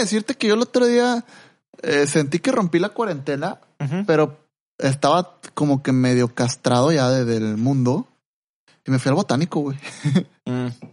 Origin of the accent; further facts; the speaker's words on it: Mexico; por ser mexicano